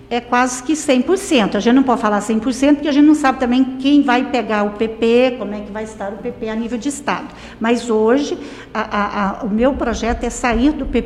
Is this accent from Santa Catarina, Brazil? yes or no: no; Caldas Novas, Goiás, Brazil; also born or lived in Morrinhos; Eu sou daqui